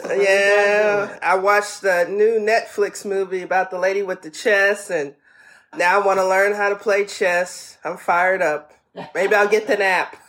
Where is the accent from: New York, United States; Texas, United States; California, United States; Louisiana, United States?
Louisiana, United States; Bogalusa; now in Columbus, Ohio, United States; my hometown of Bogalusa, Louisiana